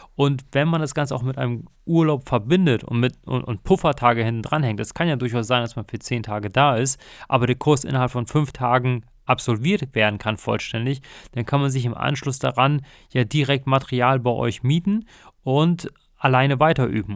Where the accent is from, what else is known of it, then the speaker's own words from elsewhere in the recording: North Sea, North Sea coast, Germany; ich bin ja in der Nordsee aufgewachsen